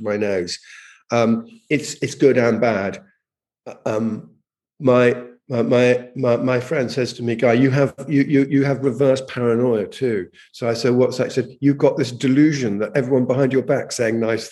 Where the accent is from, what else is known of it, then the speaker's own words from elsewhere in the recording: England, United Kingdom; moved away; also born or lived in Jamaica; I'm English.